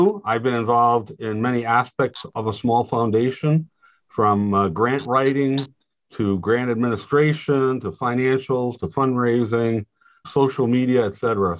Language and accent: English; Rhode Island, United States; moved away as an adult; also born or lived in Massachusetts; now in Washington, United States; I was born in Rhode Island, being a son of immigrants.